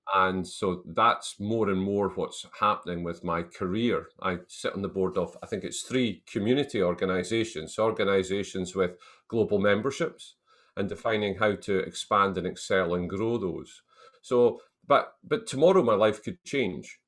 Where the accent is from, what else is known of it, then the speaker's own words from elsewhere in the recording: Selkirk, Scotland, United Kingdom; I was brought up in the Scottish borders town of Selkirk, which is a town of about five thousand, six thousand people, about forty miles south of Edinburgh